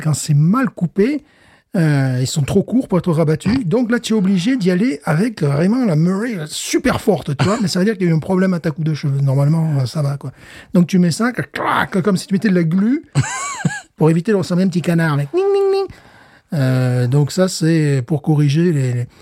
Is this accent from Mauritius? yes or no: no; France; also born or lived in Louisiana; now in United States; je viens de France